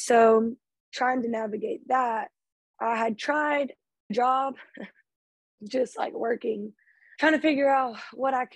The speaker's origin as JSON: {"language": "English", "town": "Lake Charles", "region": "Louisiana", "country": "United States", "said": "I'm from Lake Charles, Louisiana"}